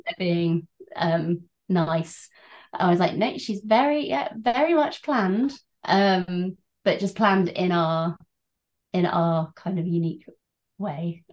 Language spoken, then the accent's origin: English; Birmingham, West Midlands, United Kingdom; moved away as an adult; also born or lived in China; now in Oxford, United Kingdom; I grew up in Birmingham, but uh, I've spent a lot of time living overseas and then settled yeah, in Oxford